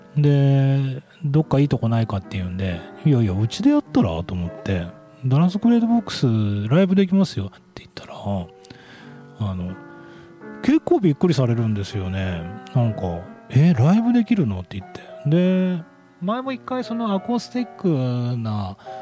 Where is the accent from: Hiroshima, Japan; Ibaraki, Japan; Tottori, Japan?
Tottori, Japan; Yonago; 米子西高っていう超エリート校を卒業してるんですけど